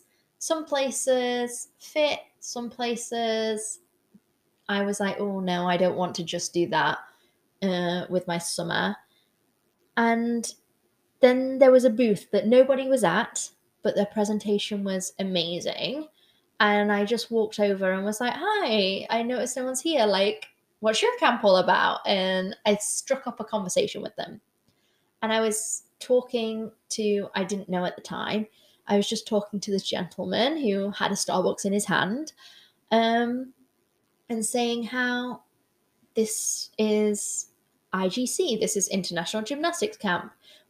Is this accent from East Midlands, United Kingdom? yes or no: no; Newcastle, North East England, United Kingdom; I'm originally from Newcastle.